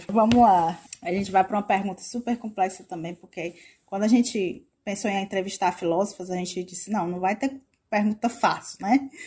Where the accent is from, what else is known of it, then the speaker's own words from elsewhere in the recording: Ceará, Brazil; Tu me corrige, bicha, que eu sou cearense.